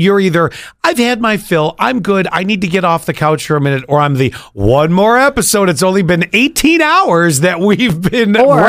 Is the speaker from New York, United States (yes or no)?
yes; Buffalo, New York, United States; moved away; growing up in Buffalo, which is my hometown, and now I was a product of going to elementary school towards the later part of the 70s through high school, graduated in 89.